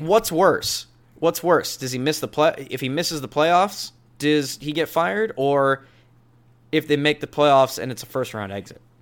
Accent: Pacific Northwest, United States; we're from the Pacific Northwest

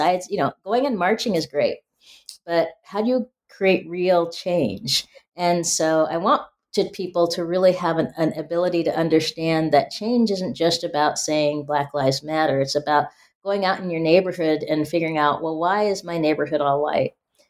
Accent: Spokane, Washington, United States; growing up in Spokane, Washington, you know, being a first generation college goer

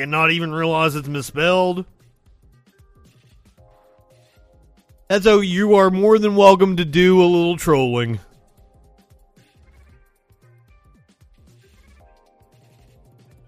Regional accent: Hurricane Creek, Eastern Kentucky, United States; I didn't grow up on Hurricane Creek. I grew up on Hurricane Creek

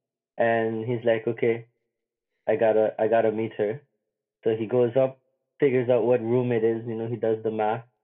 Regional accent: Simpson Bay, Sint Maarten; I grew up in Simpson Bay, so I grew up right next to the beach

